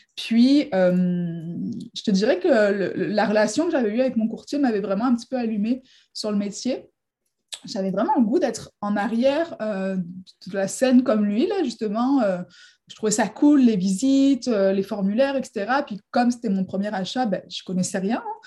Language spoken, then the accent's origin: French; near Marseille, Provence-Alpes-Côte d'Azur, France; moved away as an adult; now in Quebec, Canada; Je viens du sud de la France à la base, à côté de Marseille